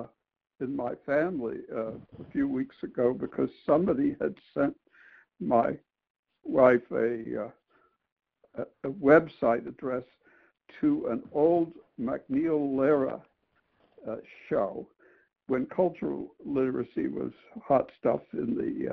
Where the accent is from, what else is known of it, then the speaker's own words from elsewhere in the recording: Memphis, Tennessee, United States; we're from Memphis.